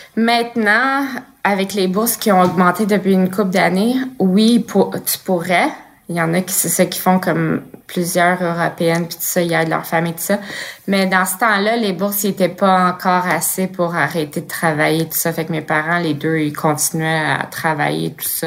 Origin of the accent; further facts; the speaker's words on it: Blainville, Quebec, Canada; also born or lived in Montreal; je suis née en 87 à Montréal puis j'ai grandi à Blainville